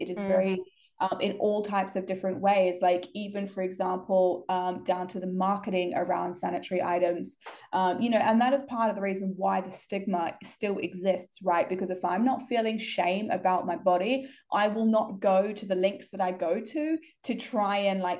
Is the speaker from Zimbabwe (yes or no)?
no; New Zealand; where I grew up in New Zealand